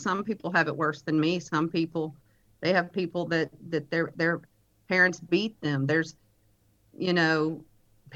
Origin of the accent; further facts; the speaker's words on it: Lake Charles, Louisiana, United States; also born or lived in Oklahoma City, Oklahoma / Reeves, Louisiana; now in Houston, United States; I was born in Oklahoma City, Oklahoma, but my mom was from Louisiana. She moved us back down to Louisiana when I was a young baby, and so I was raised in the Lake Charles area.